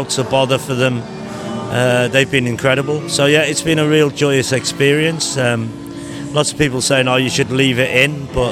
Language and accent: English; Liverpool, North West England, United Kingdom; now in Newcastle upon Tyne, United Kingdom; I'm from Liverpool